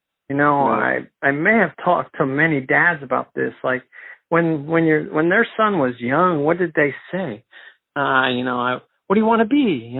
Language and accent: English; Mexico; born there; And I was born in Mexico, and I just thought I would take a DNA test